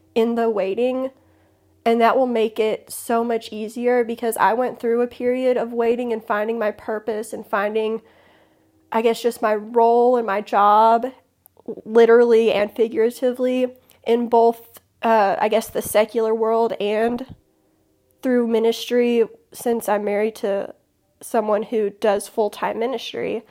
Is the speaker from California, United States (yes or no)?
no; Chicago, Illinois, United States; also born or lived in southern middle Tennessee; now in Tennessee, United States; I'm originally from Chicago